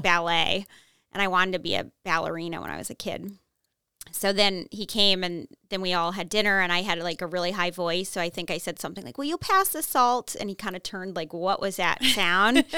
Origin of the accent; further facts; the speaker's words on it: Newton, Massachusetts, United States; accent: Minnesota; I grew up in Newton